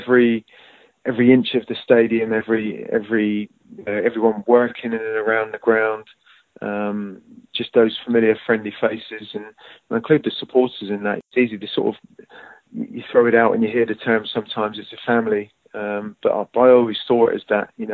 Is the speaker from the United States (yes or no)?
no; Southampton, South East England, United Kingdom; my hometown club and joining Saints as an associated schoolboy at 14